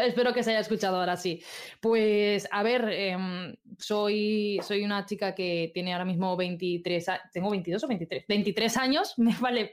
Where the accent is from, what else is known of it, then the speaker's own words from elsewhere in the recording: Albacete, Castilla-La Mancha, Spain; moved away as an adult; also born or lived in Madrid; now in Zaragoza, Spain; soy de un pueblecito súper chiquito de Albacete, pero cuando cumplí 18 me fui a estudiar a Madrid